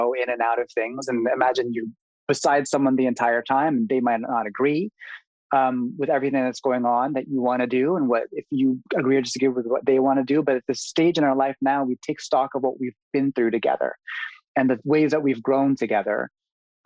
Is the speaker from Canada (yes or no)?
yes; Canada; also born or lived in Manila, Philippines; moved to Canada at a very young age, three or four